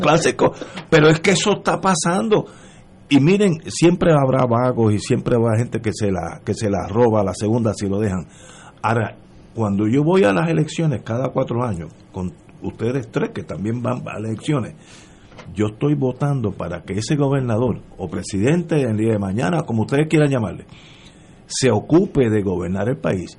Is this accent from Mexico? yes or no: no; Puerto Rico; como puertorriqueño